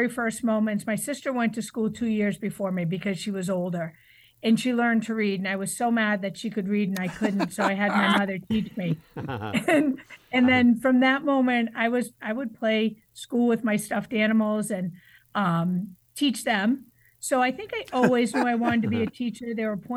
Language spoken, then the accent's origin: English; Braintree, Massachusetts, United States; moved away as an adult; also born or lived in Connecticut; I grew up just south of Boston in Braintree, Massachusetts